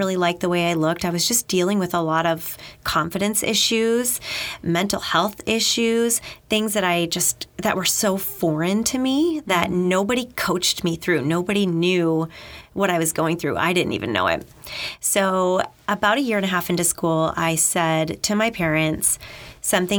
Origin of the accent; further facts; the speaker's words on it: Maine, United States; moved away as an adult; also born or lived in New Hampshire; I'm from Maine, so on the ocean